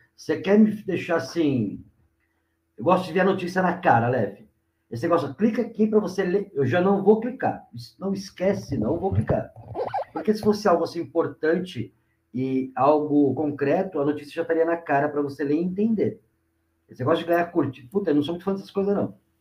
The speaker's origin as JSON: {"language": "Portuguese", "town": "Mauá", "region": "São Paulo", "country": "Brazil", "said": "sou aqui de, de Mauá, do grande ABC aqui do estado de São Paulo"}